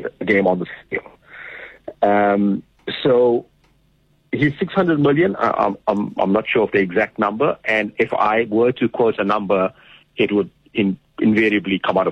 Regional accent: South Africa; also born or lived in Cape Town

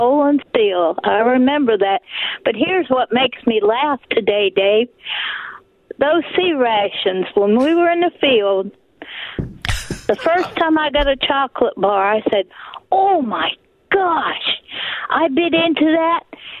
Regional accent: Johnstown, Pennsylvania, United States; now in Louisiana, United States; I grew up in a steel town, steel and coal.

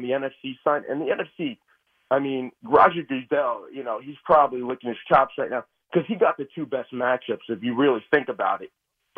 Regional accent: Brooklyn, New York, United States; Keith, I'm from Brooklyn. I grew up down in Sheepshead Bay.

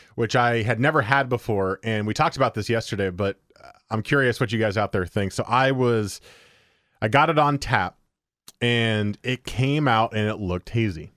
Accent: New Jersey, United States; moved away; the great state of New Jersey, my home state

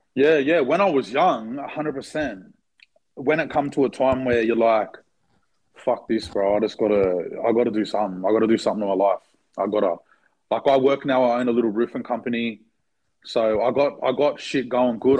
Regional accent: Blacktown, New South Wales, Australia; We're from Blacktown

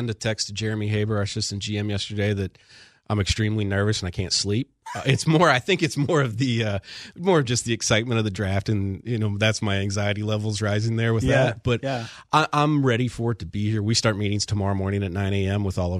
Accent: Cleveland, Ohio, United States; I grew up in Cleveland. I've suffered through losing my whole childhood.

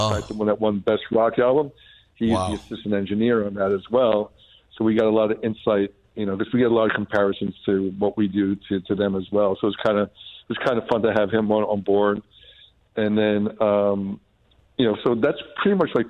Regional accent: Brentwood, New York, United States; moved away as an adult; also born or lived in Manhattan / Los Angeles; now in Muscle Shoals, United States; I grew up in Brentwood, Long Island

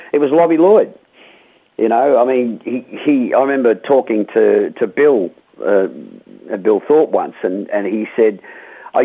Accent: Melbourne, Victoria, Australia; when I was a teenager growing up in Melbourne

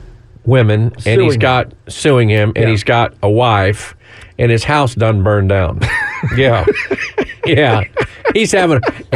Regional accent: Brownwood, Texas, United States; my hometown of Brownwood.

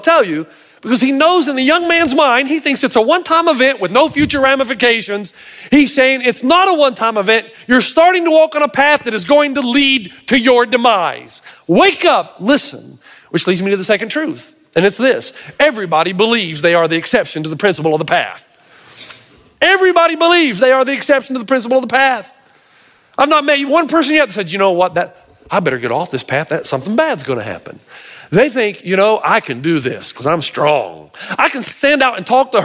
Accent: Tennessee, United States; I'm from Tennessee

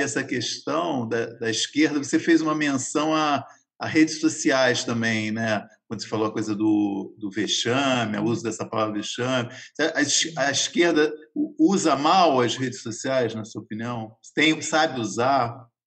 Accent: Rio de Janeiro, Brazil; accent: carioca; eu sou, eu sou carioca só por, por, por, fora

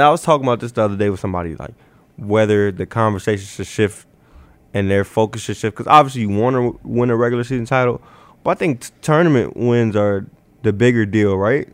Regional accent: Chicago, Illinois, United States; now in Omaha, United States; I'm from Chicago

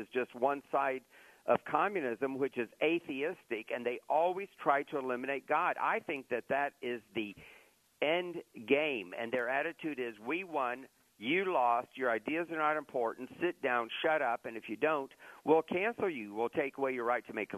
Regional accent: Lakeland, Florida, United States; moved away as an adult; now in Orlando, United States; I grew up in Lakeland, and my very first journalistic job was with the Tampa Tribune

